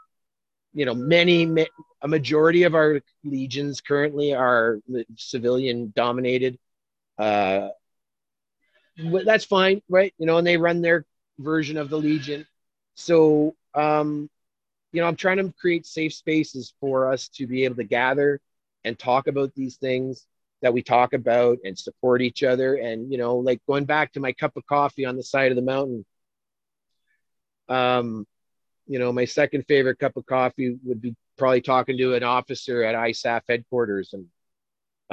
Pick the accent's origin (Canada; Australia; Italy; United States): Canada; I'm a Canadian